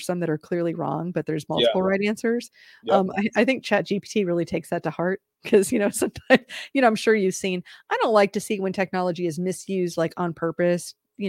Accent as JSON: {"language": "English", "region": "Midwest", "country": "United States", "tie": "born or raised there", "said": "I live in the South, but I grew up in the Midwest. So, I mean, I'll never be a native Southerner."}